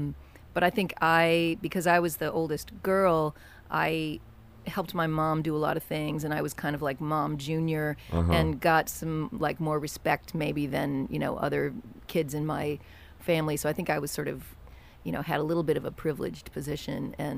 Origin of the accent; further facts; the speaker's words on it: Kentucky, United States; I grew up in Kentucky, and and we lived in a, you know, pretty small town and a place where everybody kind of knew each other, and you didn't lock your doors at night